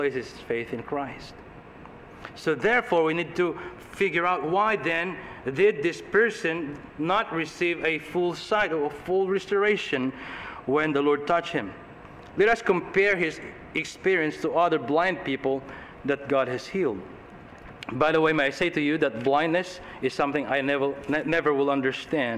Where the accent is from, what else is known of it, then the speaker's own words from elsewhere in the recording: Philippines; moved away; also born or lived in Australia / Paraguay; I grew up in the Philippines